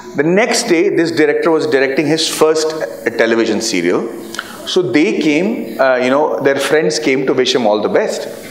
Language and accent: English; Bihar, India; I'm from Bihar